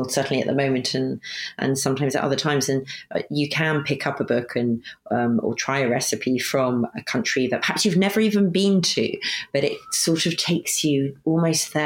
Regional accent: Sussex, South East England, United Kingdom; I grew up in Sussex, just cook Sussex food.

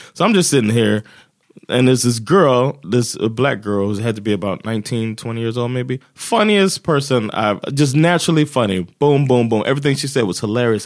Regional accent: Florida, United States; moved away as an adult; also born or lived in New Jersey; now in Sweden; I'm from Florida

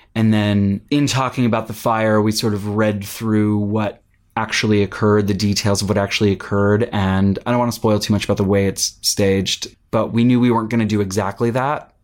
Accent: Pittsburgh, Pennsylvania, United States; I grew up in Pittsburgh, Pennsylvania

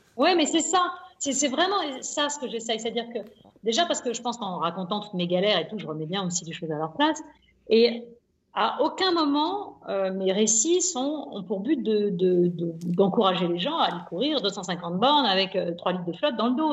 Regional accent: Nantes, Pays de la Loire, France; je suis né à Nantes

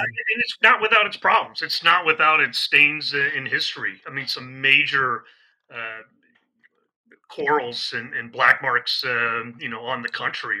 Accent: Midwest, United States; moved away as an adult; also born or lived in San Diego, California / Washington D.C. / Florida; now in Mid-Atlantic, United States; I'm a Midwesterner. That's where I, I was born and raised

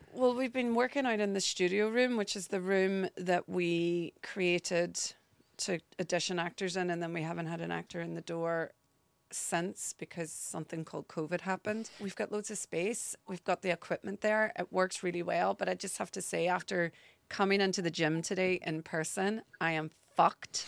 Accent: Derry, Northern Ireland, United Kingdom; accent: Northern Irish; moved away as an adult; now in London, United Kingdom; I grew up in Northern Ireland.

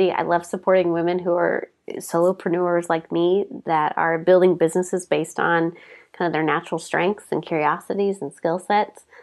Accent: Portland, United States; I come from Portland

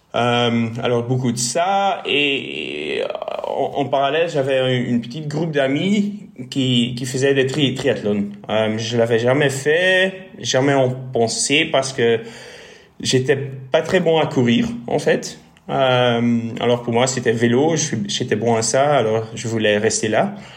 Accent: Bruges, Flanders, Belgium; first language Dutch; French is a second language; moved away as an adult; also born or lived in Ghent / Brussels; je suis flamand, alors mon français ne serait pas fait du tout.

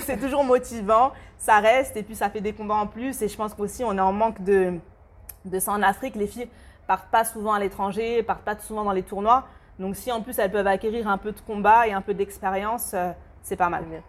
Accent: France; also born or lived in Democratic Republic of the Congo; chez nous en France

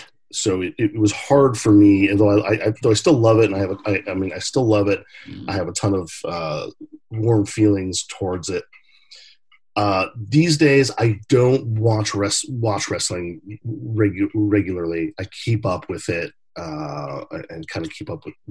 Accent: Portland, Oregon, United States; I grew up in Portland, Oregon. I was born and raised here

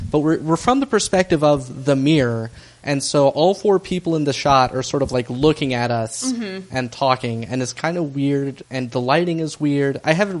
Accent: United States

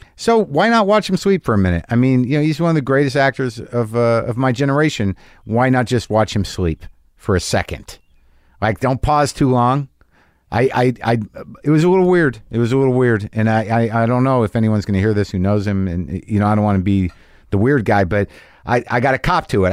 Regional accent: Albuquerque, New Mexico, United States; moved away; I'll be in Albuquerque, New Mexico, my hometown

